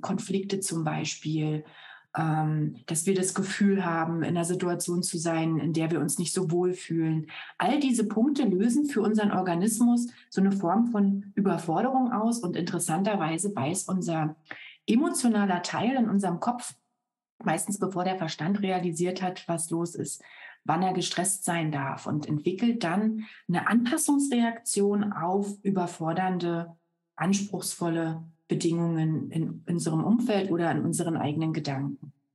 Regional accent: Berlin, Germany; moved away as an adult; also born or lived in Brandenburg; now in Munich, Germany; Lebe seit 14 Jahren in München, bin aber so im Kern äh, schon noch so eine Berlin-Brandenburg-Pflanze

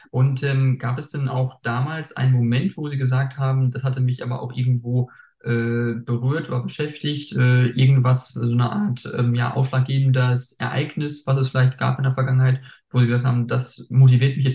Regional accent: North Rhine-Westphalia, Germany; eigentlich Schnee gab es schon peu à peu immer weniger, also wo ich mhm. aufgewachsen bin in NRW.

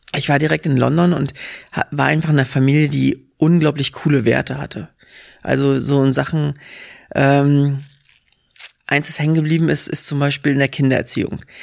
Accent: southern Western Pomerania, Mecklenburg-Vorpommern, Germany; also born or lived in Hamburg / England; now in Berlin, Germany; wir kommen aus dem Südpom, wenn du am Wochenende was erleben wolltest, bist du erstmal zwei Stunden in irgendeine Richtung gefahren

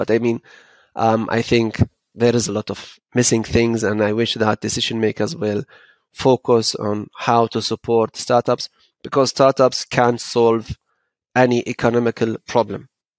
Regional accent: Frankfurt, Hesse, Germany; To be honest, I'm from Frankfurt, I'm from Hessen, and I know that we are way behind.

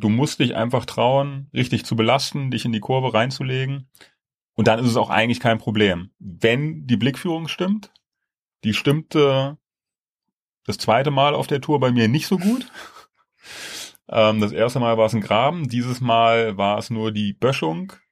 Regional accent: Germany; wir so als Deutsche

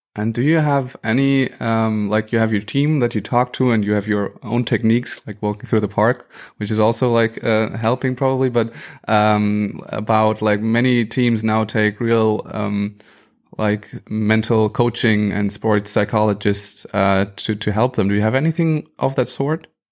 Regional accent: Germany

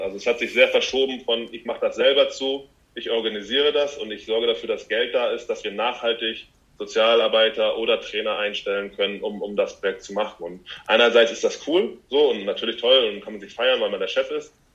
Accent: Hamburg, Germany; ich mache das hier zu Hause, wo ich herkomme

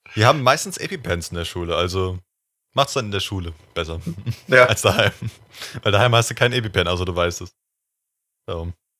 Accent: Germany; als Deutscher

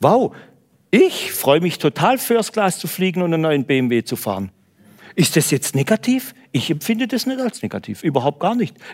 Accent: Baden-Württemberg, Germany; Ich weiß, in Hamburg kennen sie das nicht, aber bei uns in Süddeutschland, da spart

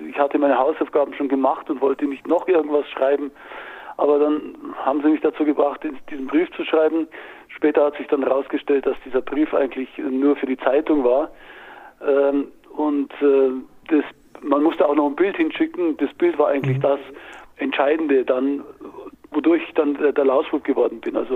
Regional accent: Gliwice, Silesian Voivodeship, Poland; Na gut, ich komme aus Gleiwitz. Das war mhm. ja da, früher war das ja Deutschland und dann ist es von den Polen besetzt worden

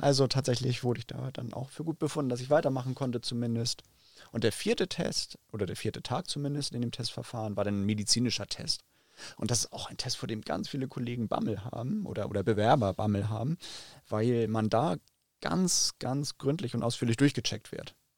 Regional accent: Hamburg, Germany; Also ich bin ja Hamburger, in Hamburg geboren, in Hamburg groß geworden und aufgewachsen

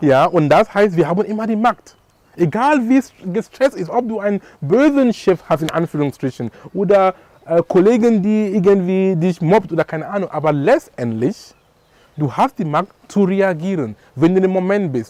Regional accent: Cameroon; moved away; in Kamerun, wo ich herkomme

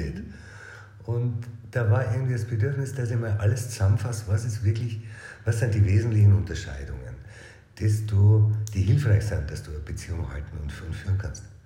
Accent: Regensburg, Bavaria, Germany; Ursprünglich aus Regensburg. Born and raised in town

